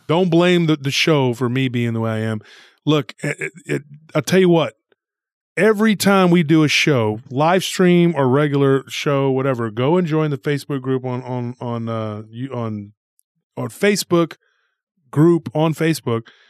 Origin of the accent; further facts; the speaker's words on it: Texas, United States; we're from Texas